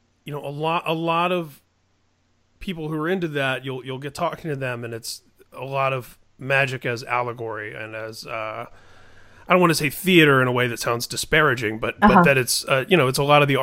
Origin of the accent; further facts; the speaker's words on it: Indiana, United States; I grew up in Indiana